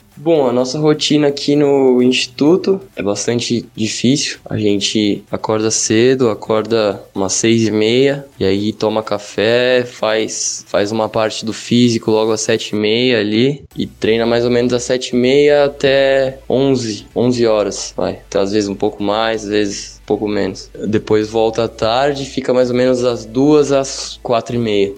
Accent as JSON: {"language": "Portuguese", "town": "São Bernardo do Campo", "region": "São Paulo", "country": "Brazil", "said": "sou de São Bernardo do Campo, São Paulo"}